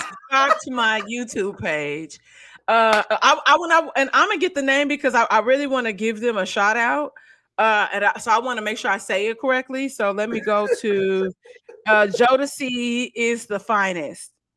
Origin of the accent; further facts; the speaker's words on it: St. Louis, Missouri, United States; accent: country; moved away as an adult; now in Los Angeles, United States; living in Saint Louis, growing up in Saint Louis